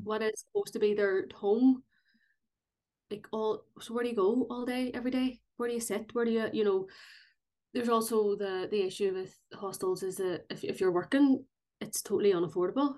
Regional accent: Belfast, Northern Ireland, United Kingdom; I'm from North Belfast

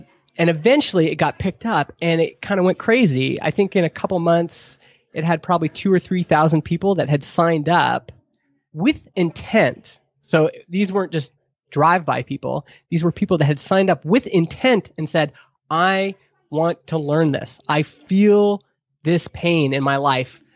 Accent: Alberta, Canada; moved away as an adult; also born or lived in Stony Plain, Alberta; now in Vernon, Canada; as a Alberta kid

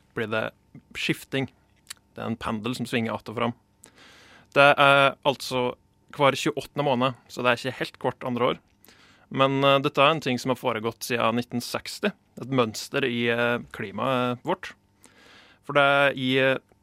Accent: Gudbrandsdalen, Innlandet, Norway; God gammeldags gudbrandsdøl

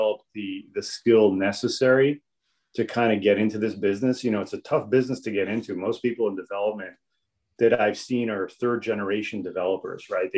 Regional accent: New York City, New York, United States; moved away as an adult; also born or lived in Israel / Los Angeles; now in Miami, United States; I was born in Israel, and I was brought to the U.S., I guess, when I was three. Grew up in New York, mostly, in Brooklyn and Coney Island, and lived in New York for most of my life

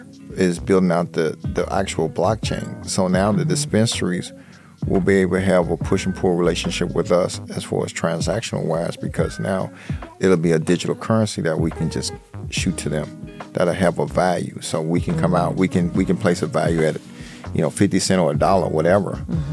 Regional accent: Chicago, Illinois, United States; We're from Chicago

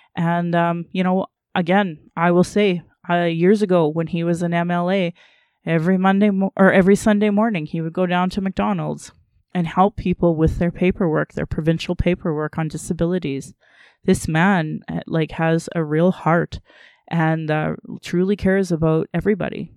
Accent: Sylvan Lake, Alberta, Canada; also born or lived in Calgary, Canada; I grew up in Sylvan Lake where they were burning crosses down in Caroline

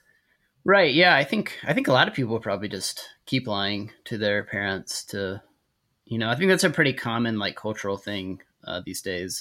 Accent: Texas, United States; accent: Texas drawl; I grew up in Texas, so I can do like the Texas draw

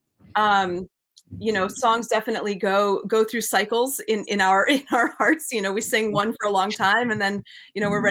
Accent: New England, United States; born or raised there

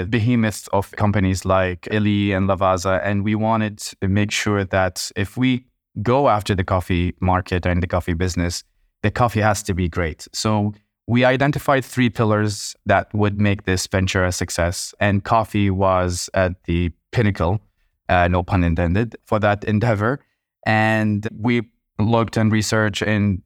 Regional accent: Kuwait; growing up in Kuwait

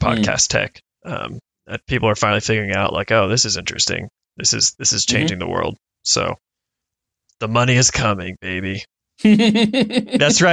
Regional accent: Kentucky, United States; I'm from Kentucky

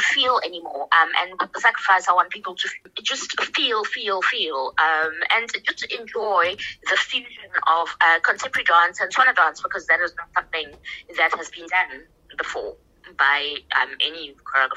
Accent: South Africa; We're all South African

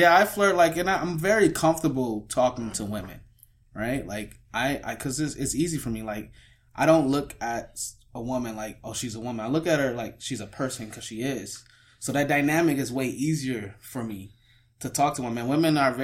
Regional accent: Detroit, Michigan, United States; now in Toronto, Canada; I'm from Detroit

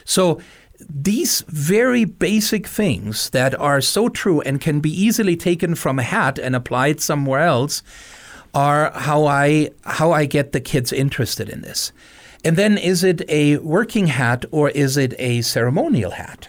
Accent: Germany; moved away as an adult; now in Missoula, United States; I came to Missoula thirty years ago, uh, born and raised in Germany

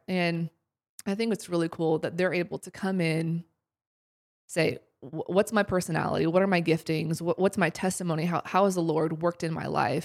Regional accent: Columbus, Ohio, United States; moved away as an adult; also born or lived in Springfield, Missouri; now in Seattle, United States; I'm originally from Columbus, Ohio. I grew up there my whole life.

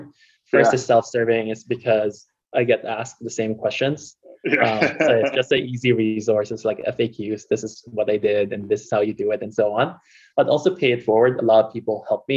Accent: Philippines; moved away as an adult; now in United States; me growing up in the Philippines

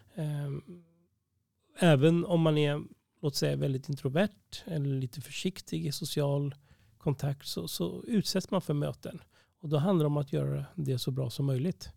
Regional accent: Uppsala, Uppsala County, Sweden; jag var uppvuxen här i Uppsala

